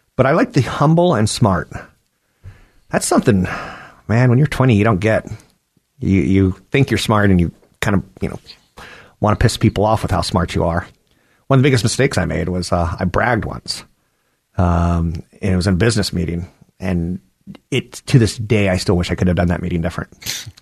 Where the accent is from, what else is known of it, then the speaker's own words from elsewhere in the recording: East Coast, United States; now in California, United States; You and I grew up on the East Coast